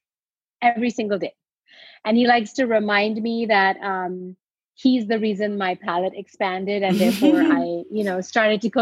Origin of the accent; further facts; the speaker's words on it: India; moved away as an adult; now in United States; I grew up in India and I came to the US to study